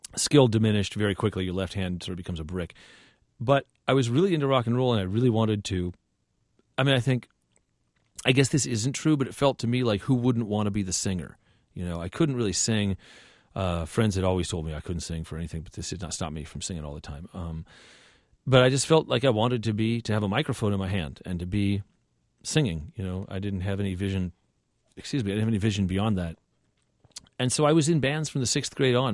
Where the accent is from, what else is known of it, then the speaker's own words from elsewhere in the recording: Southern California, United States; I grew up in Southern California